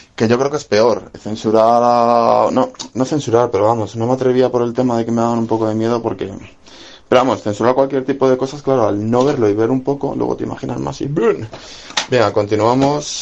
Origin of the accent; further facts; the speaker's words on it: Spain; siendo cinéfilo español